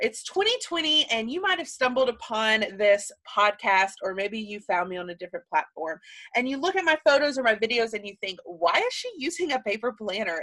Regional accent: Alabama, United States; moved away as an adult; now in Texas, United States; I was born and raised in Sweet Home, Alabama

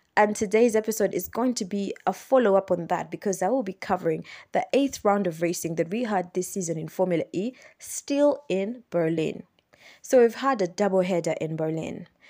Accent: Uganda; born or raised there

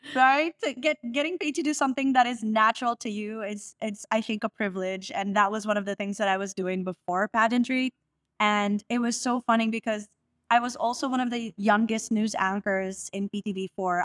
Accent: Las Piñas, Metro Manila, Philippines; I'm from all the way south, I'm from Las Piñas

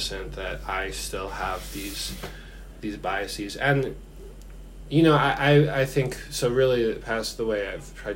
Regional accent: Philadelphia suburbs, Pennsylvania, United States; I grew up, I say I'm from Philadelphia, but that's just to make things simpler for people to understand. Like, I grew up in the suburbs, like an affluent suburb

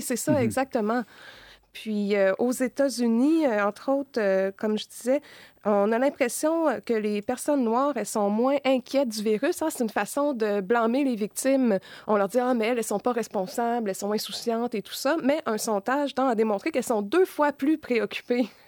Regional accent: Quebec, Canada

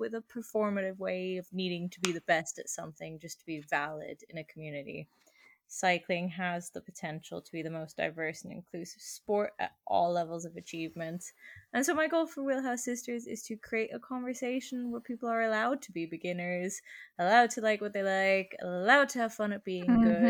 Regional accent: Germany; born there; also born or lived in Sweden; I was born in Germany and raised kind of in the skewer that is Middle Europe. I learned how to ride a bike in Sweden.

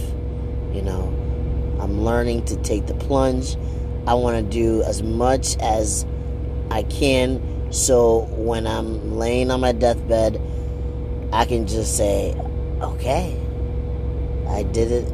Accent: Rwanda; I'm from Africa, Rwanda

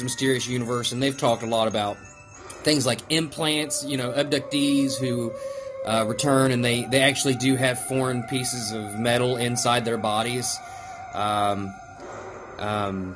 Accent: West Virginia, United States; I'm a mountain man from West Virginia.

